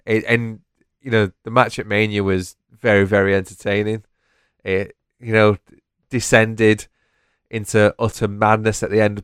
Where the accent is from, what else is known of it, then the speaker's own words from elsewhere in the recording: United Kingdom; We are British